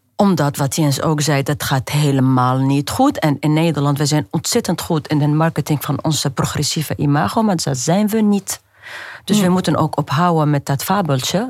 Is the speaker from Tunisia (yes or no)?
yes; Tunisia; moved away; ik ben opgegroeid in Tunesië tussen harem vrouwen